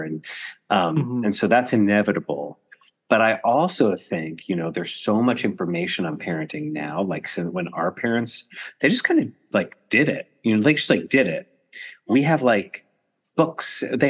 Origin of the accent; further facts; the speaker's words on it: New Jersey, United States; Well, you're from North Jersey. I'm from North Jersey.